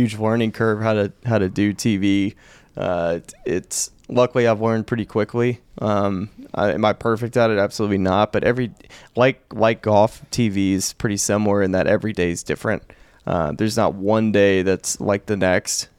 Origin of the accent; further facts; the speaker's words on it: Alabama, United States; born bred an L S U Tiger in, in Alabama, Auburn country.